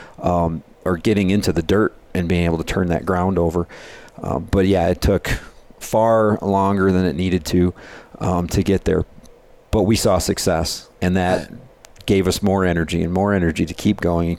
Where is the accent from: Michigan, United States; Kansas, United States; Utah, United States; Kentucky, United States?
Michigan, United States; we're from Michigan, we call it the dirty sand capital of the world. There in Michigan